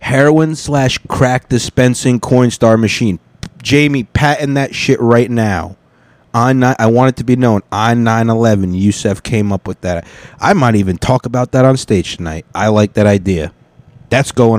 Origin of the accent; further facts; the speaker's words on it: United States; I'm American, okay? I'm a dark-skinned American